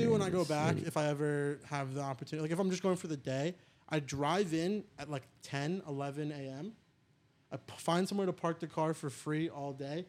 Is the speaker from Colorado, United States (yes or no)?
no; New Jersey, United States; I'm from North Jersey.